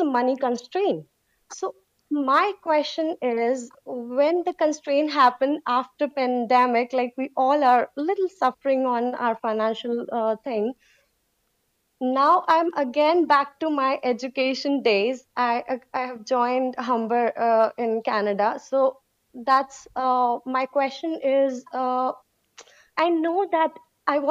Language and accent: English; India; I'm from India